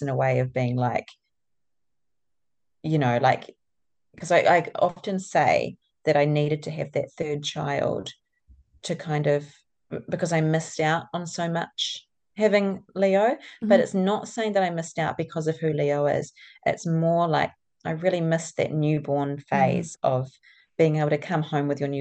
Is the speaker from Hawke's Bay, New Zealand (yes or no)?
yes; Napier, Hawke's Bay, New Zealand; moved away as an adult; also born or lived in Wellington / Auckland; now in Tauranga, New Zealand; I grew up in Napier.